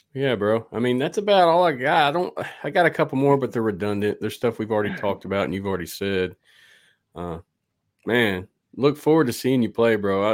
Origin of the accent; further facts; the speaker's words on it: the South, United States; I'm from the South.